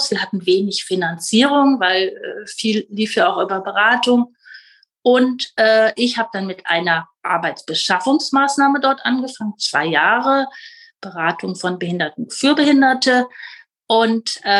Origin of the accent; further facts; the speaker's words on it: Rhineland, Germany; So ursprünglich komme ich äh, aus dem Rheinland, Kleinstadt im Rheinland.